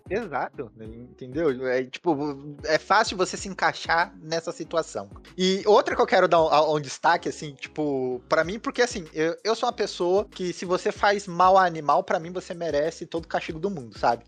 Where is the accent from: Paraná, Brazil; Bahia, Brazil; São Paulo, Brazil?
São Paulo, Brazil; Eu sou paulista